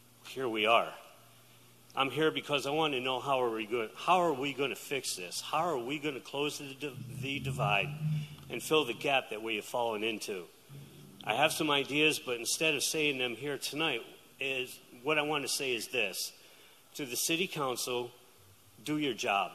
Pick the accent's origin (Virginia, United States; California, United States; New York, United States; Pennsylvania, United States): New York, United States; Saratoga Springs; Saratogian, born and bred